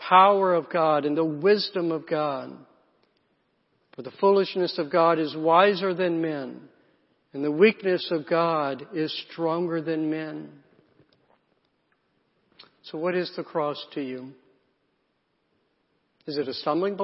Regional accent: South Carolina, United States; I grew up in the South, in South Carolina, in a small town.

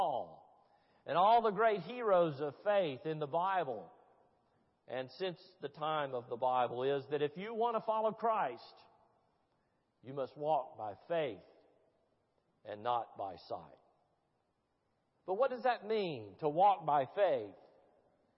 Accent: Tennessee, United States; I'm a Presbyterian from Tennessee who married a Baptist from Georgia

